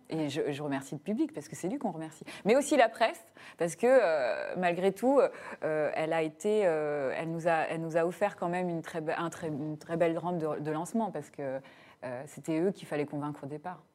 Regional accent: Burgundy, Bourgogne-Franche-Comté, France; Moi, je suis de Bourgogne

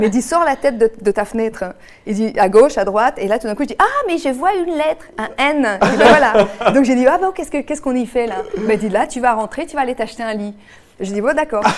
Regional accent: Quebec, Canada; moved away as an adult; now in France; depuis que j'ai quitté le Québec. Mais j'ai vraiment quitté, euh, en deux mille quatre

